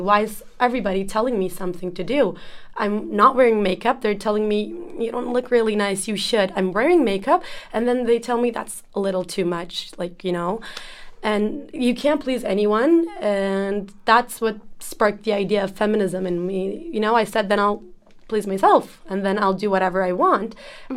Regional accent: Ankara, Turkey; I'm from Turkey, uh, Ankara, to be precise, the capital.

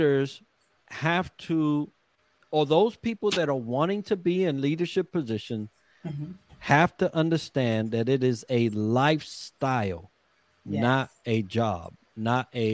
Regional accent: New York City, New York, United States; I was raised in the Bronx.

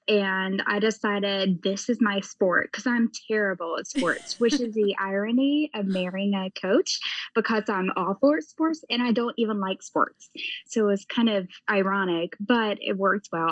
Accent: the South, United States; now in Ohio, United States; I grew up in the South

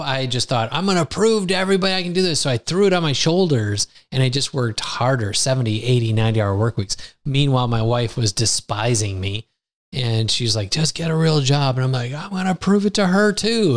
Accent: United States; now in Lisbon, Portugal; I grew up in the United States

